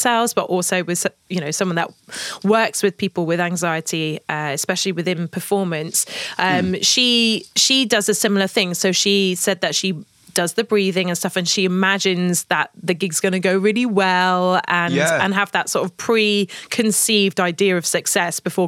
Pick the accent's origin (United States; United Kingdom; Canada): United Kingdom; being the British naive girl that I was back at the time